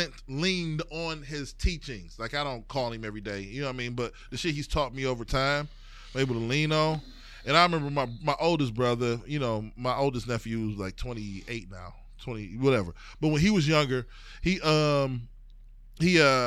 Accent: East Cleveland, Ohio, United States; I'm from East Cleveland

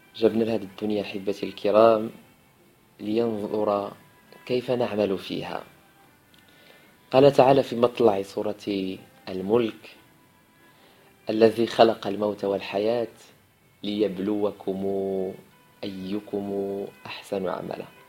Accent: Morocco; عندنا في المغرب

